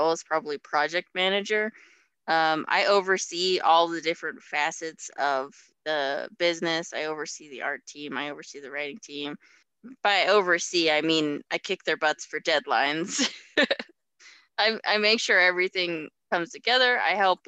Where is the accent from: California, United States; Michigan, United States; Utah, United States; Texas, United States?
Utah, United States; I've been around Utah my whole life, so I can't really say that I'm from a place